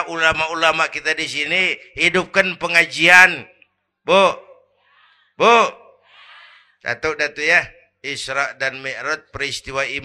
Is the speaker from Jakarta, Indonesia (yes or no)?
yes; Kebayoran, Jakarta, Indonesia; born there; Bahwa saya lahir di Kebayoran, itu mah kebetulan.